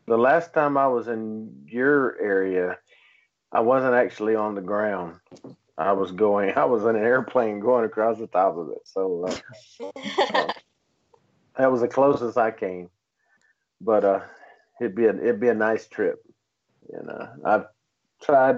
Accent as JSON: {"language": "English", "region": "East Coast of North Carolina", "country": "United States", "said": "I'm from the East Coast of North Carolina"}